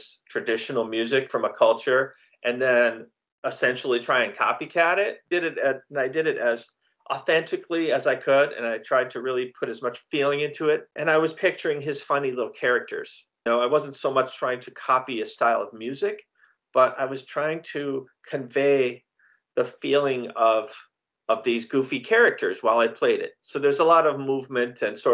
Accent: Milwaukee, Wisconsin, United States; now in Valencia, California, United States; I am originally from Milwaukee, Wisconsin

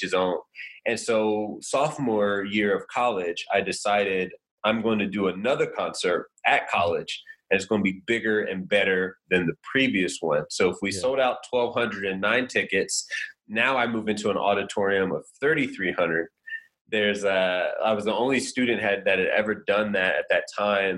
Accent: Indiana, United States; I'm from Indiana, a little small town

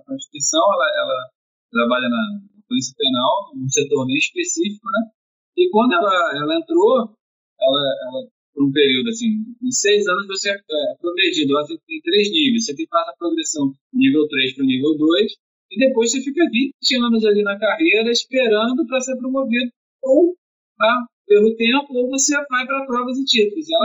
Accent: Rio de Janeiro, Brazil; moved away as an adult; now in Niterói, Brazil; eu sou carioca, né, mas eu, eu, moro em Niterói já há 15 anos

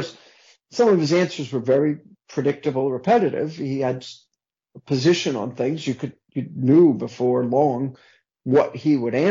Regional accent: New Jersey, United States; moved away; also born or lived in Brooklyn, New York; I grew up in New Jersey, originally from Brooklyn, but I grew up in New Jersey

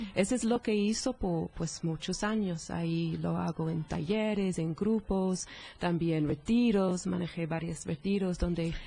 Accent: England, United Kingdom; Spanish is a second language; moved away; Soy, soy de Inglaterra, soy, soy inglesa

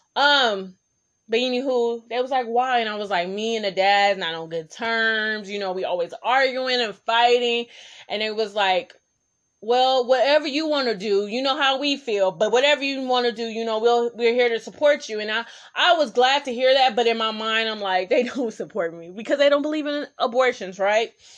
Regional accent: Oakland, California, United States; I'm from East Oakland, so I was in East Oakland

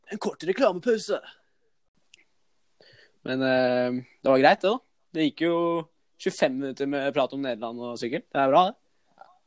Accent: Bærum, Akershus, Norway; Jeg er fra Bærum.

